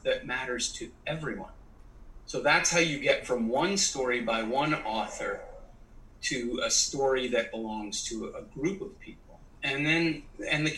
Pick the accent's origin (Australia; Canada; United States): Canada; I was raised in Canada